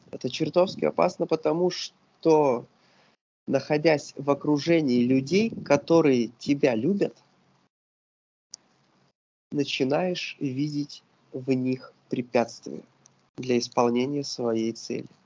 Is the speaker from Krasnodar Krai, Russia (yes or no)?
yes; Sochi, Krasnodar Krai, Russia; now in Saint Petersburg, Russia; Несмотря на то, что я не коренной петербуржец, Питер это абсолютно мой город, и я когда как только я приехал в Питер, я приехал еще и там путешествие было интересно. Я приехал из Сочи.